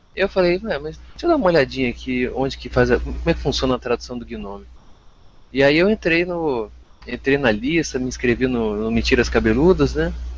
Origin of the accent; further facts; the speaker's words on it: Vitória, Espírito Santo, Brazil; also born or lived in Jaraguá do Sul, Santa Catarina; Eu nasci em Jaraguá do Sul, Santa Catarina, mas eu saí de lá com 4 anos e meio e vim para aqui para Vitória. Então eu sou mais capixaba do que tudo